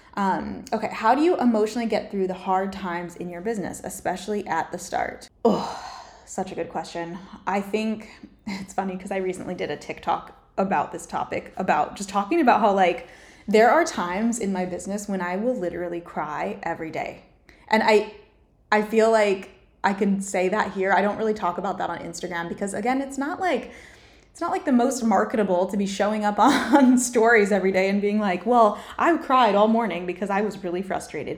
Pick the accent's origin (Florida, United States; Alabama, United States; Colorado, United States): Colorado, United States; moved away as an adult; also born or lived in Hawaii / Newport Beach, California; now in California, United States; I lived in Colorado mostly, but I also lived in Hawaii for a couple years with my family growing up, and I was born in California